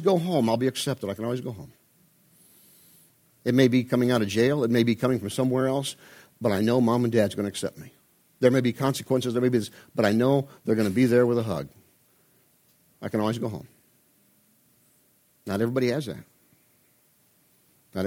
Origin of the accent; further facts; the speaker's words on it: Midwest, United States; I'm from the Midwest, I have the Midwest work ethic